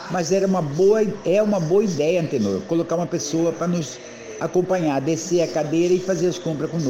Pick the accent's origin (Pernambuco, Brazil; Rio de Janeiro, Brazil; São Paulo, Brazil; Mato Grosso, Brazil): Mato Grosso, Brazil; Cuiabá; Eu sou cuiabano, sou historiador